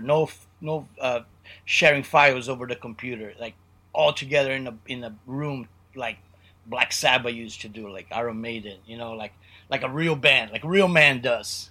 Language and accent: English; Brazil; one of our punk rock idols growing up in Brazil